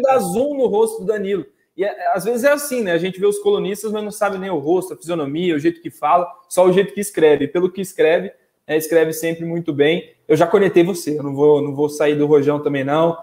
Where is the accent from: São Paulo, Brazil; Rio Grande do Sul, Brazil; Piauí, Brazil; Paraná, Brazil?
Paraná, Brazil; Maringá; Eu sou de Maringá